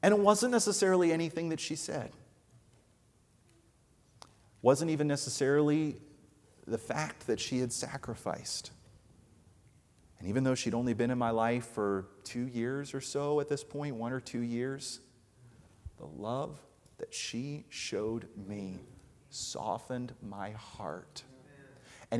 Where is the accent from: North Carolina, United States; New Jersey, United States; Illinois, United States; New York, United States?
New Jersey, United States; I grew up out in New Jersey, which is not known as a place of love